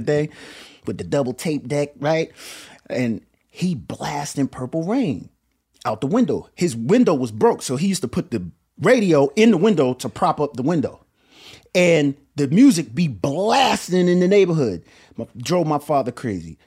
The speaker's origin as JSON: {"language": "English", "town": "Willingboro", "region": "New Jersey", "country": "United States", "tie": "born or raised there", "said": "where I'm from, Willowboro, New Jersey"}